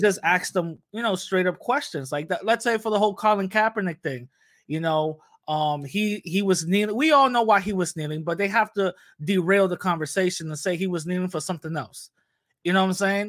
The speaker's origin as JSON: {"language": "English", "town": "New York City", "region": "New York", "country": "United States", "tie": "born or raised there", "said": "born and raised in the Bronx"}